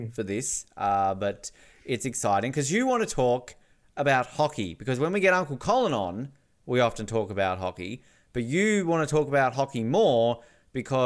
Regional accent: Australia; I'm Australian.

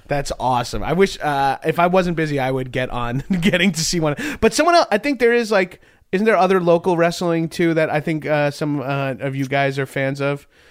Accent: Long Island, New York, United States; moved away; I'm from Long Island.

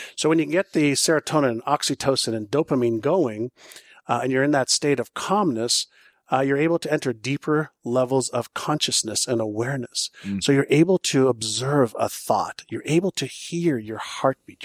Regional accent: Montreal, Quebec, Canada; first language Hebrew; English is a second language; moved away as an adult; also born or lived in Israel / Toronto; when I was um, five, six, seven years old, I moved from Israel to Montreal. I mm. spoke Hebrew, but not English or French.

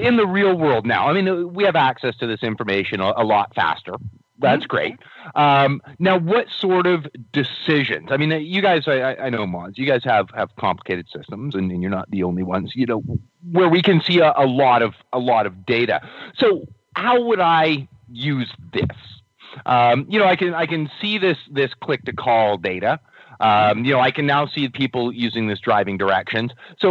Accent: Victoria, British Columbia, Canada; I'm from Victoria.

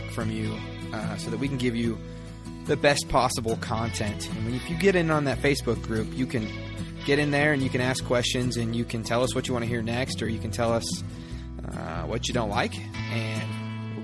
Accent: Nebraska, United States; I grew up in Nebraska.

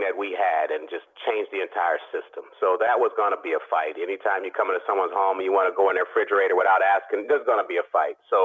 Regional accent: Oakland, California, United States; I'm from Oakland

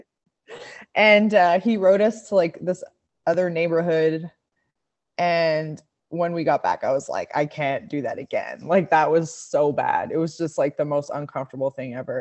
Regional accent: Montreal, Quebec, Canada; moved away as an adult; also born or lived in Australia; now in Bentonville, United States; that's where I'm from, Montreal, Quebec, Canada

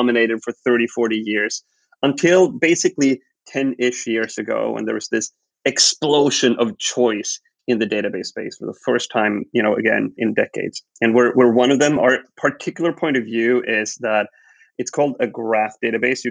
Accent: Sweden; I was born and raised in Sweden, grew up here

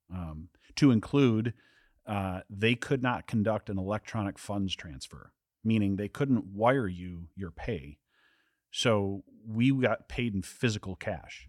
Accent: southern Wisconsin, United States; I grew up, uh, was born and raised in Wisconsin, uh, southern Wisconsin, lived on a farm.

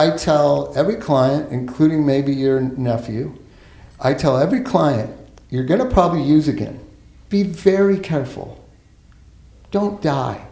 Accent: Los Angeles, California, United States; I grew up here in Los Angeles

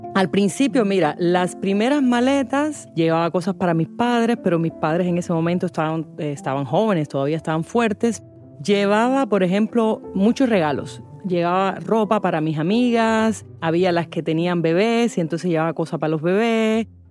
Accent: Cuba; moved away as an adult; soy cubana, escritora

